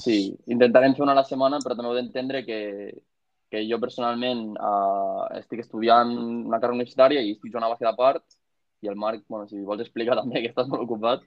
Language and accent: Catalan; Catalonia, Spain; a més som catalans